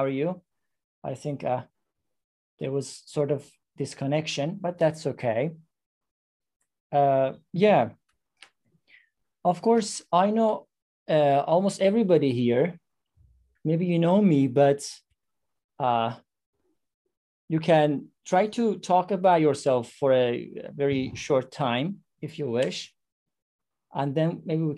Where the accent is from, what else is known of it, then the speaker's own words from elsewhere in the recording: Iran; English is a second language; now in Istanbul, Turkey; I am from Iran. I live in Istanbul